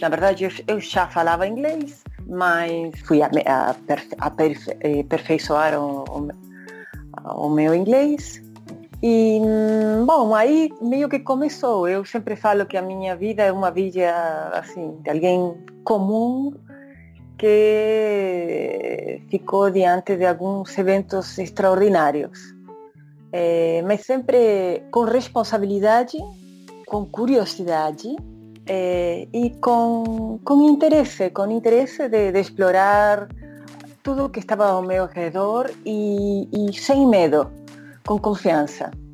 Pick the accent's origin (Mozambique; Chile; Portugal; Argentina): Argentina; Bahía Blanca, Buenos Aires Province; Portuguese is a second language; moved away as an adult; also born or lived in Rio de Janeiro, Brazil / New York, United States; now in Brazil; eu sou de Bahia Blanca